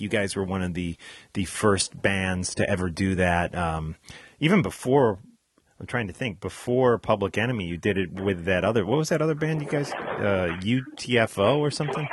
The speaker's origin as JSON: {"language": "English", "region": "New Jersey", "country": "United States", "tie": "born or raised there", "said": "my home state in uh, New Jersey"}